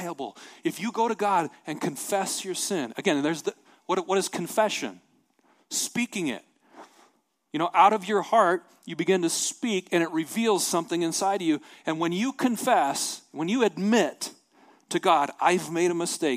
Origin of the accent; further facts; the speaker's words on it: Montana, United States; I'm from Montana